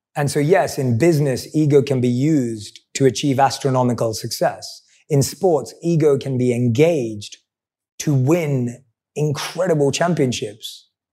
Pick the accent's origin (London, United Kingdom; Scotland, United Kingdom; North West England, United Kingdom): London, United Kingdom; I'm a boy from London